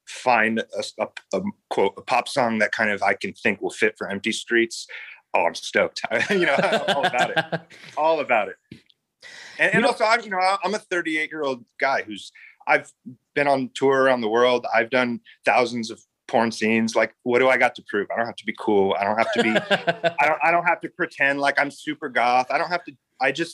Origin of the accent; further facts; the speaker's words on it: San Diego, California, United States; I was born in San Diego, right on the Tijuana border